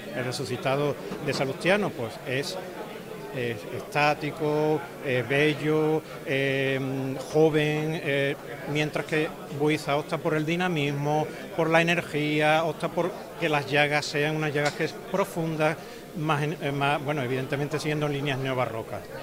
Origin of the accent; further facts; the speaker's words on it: Seville, Andalusia, Spain; yo no me siento representado como cofrade sevillano en ese cartel